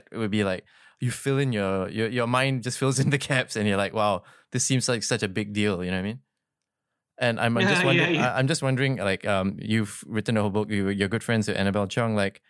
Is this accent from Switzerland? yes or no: no; Singapore; for me, as a growing up in Singapore